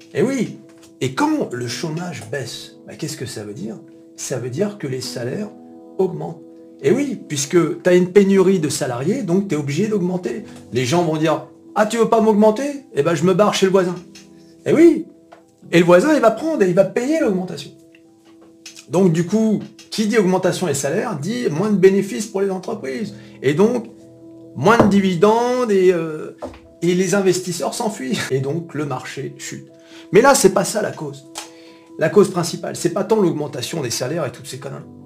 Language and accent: French; France; On est français